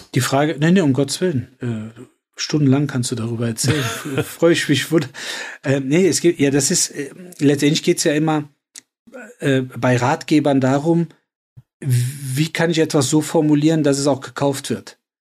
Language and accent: German; Cologne, North Rhine-Westphalia, Germany; in äh, Köln-Nippes vor allen Dingen, also wo ich groß geworden bin